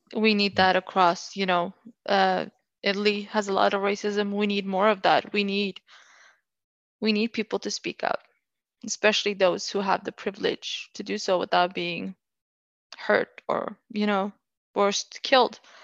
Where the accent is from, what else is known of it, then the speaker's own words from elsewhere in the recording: Oslo, Norway; I'm from Oslo, uh, whenever I live there